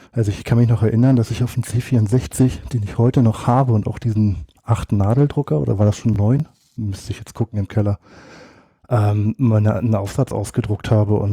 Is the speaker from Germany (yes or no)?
yes; Northern Germany, Germany; Ich war schon immer und bin auch immer äh, gebürtiger Norddeutscher